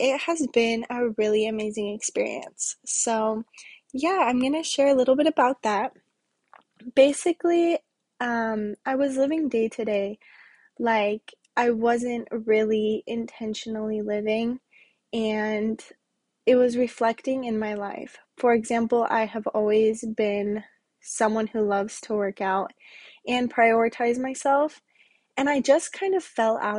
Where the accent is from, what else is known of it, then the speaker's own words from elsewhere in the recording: Wyoming, United States; now in Las Vegas, United States; I'm from Wyoming and I currently live in Las Vegas with my boyfriend